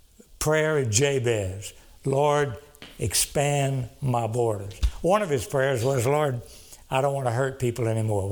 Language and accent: English; Cameron, Louisiana, United States; moved away; also born or lived in Dallas; I'm from South Louisiana, Cameron, Louisiana